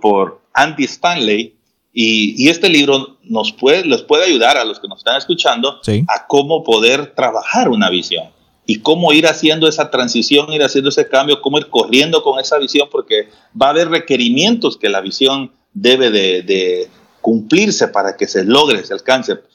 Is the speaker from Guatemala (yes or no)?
yes; Guatemala; acá en Jutiapa, y al mismo tiempo pues nos ha permitido extendernos más allá de las fronteras de nuestro país